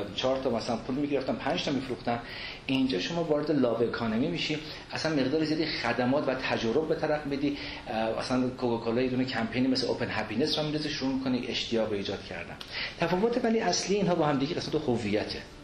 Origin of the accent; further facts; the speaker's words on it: Iran; moved away; also born or lived in abroad; دست از ایرانم نشستم اونور آب رفتم سالها بودم بازم برگشتم مملکتم